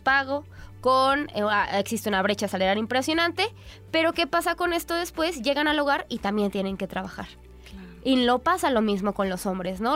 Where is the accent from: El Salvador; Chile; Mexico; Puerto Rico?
Mexico; nosotras como mexicanas